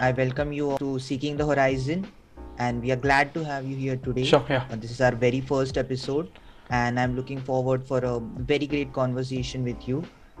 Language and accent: English; India; So me, myself, being an Indian student